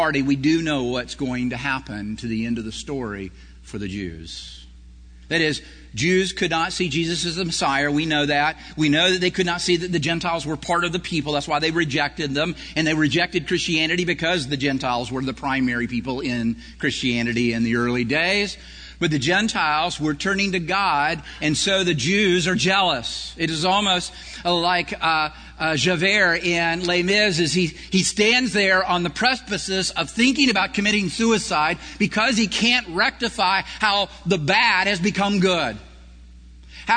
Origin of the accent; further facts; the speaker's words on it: Prattville, Alabama, United States; I grew up in Prattville, Alabama, which was a corn area of Alabama